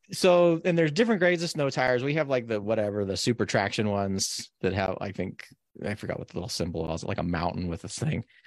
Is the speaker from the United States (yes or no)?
yes; Carson City, Nevada, United States; now in Oregon, United States; I grew up in Carson. Carson's over four thousand feet base elevation